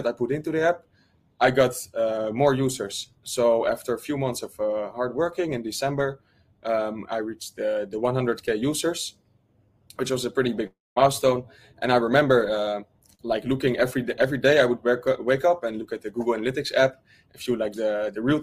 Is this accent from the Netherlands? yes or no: yes; Netherlands; I'm from the Netherlands.